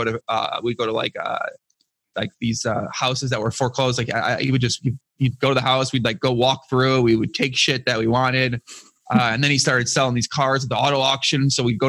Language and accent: English; outside of Chicago, Illinois, United States; I grew up outside of Chicago, about 45 minutes south of Chicago